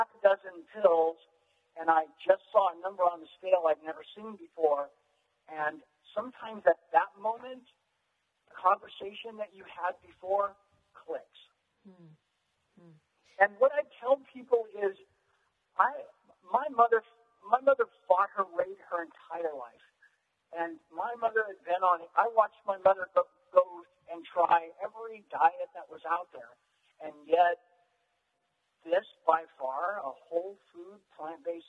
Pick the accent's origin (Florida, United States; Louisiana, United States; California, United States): California, United States; Gilroy; I grew up in Gilroy, California, which when I was growing up was very rural